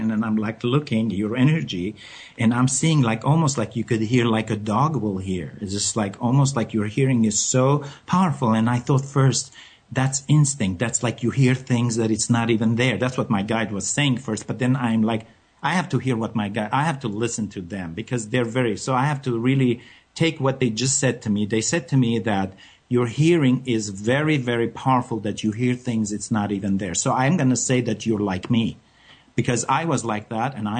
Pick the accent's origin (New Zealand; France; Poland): France; moved away; I come from France